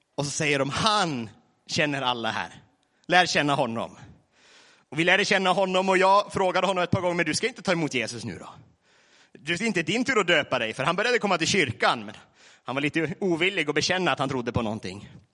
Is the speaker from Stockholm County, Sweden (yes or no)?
no; Vilhelmina, Västerbotten County, Sweden; now in Laholm, Sweden; från Nedre Malgånäs, Vilhelmina kommun. Numera Laholm, snart Barranco Lima.